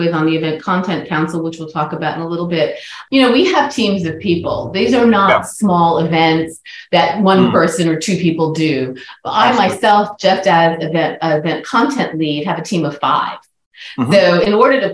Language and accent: English; New York City, New York, United States; in New York City, back my hometown